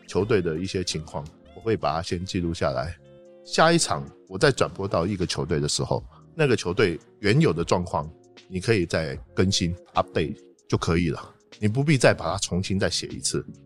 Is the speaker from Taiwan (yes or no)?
yes; Taipei, Taiwan; moved away as an adult; now in Beijing, China; 我是从台北来的